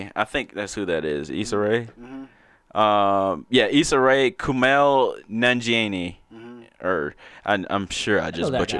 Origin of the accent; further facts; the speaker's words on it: the South, United States; I'm from the South, man. I don't want to be reminded of that. I grew up around Confederate flags.